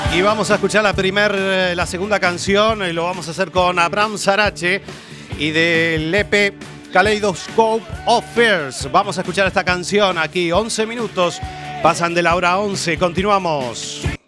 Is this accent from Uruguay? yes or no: yes; Uruguay; moved away; en mi tierra, en Uruguay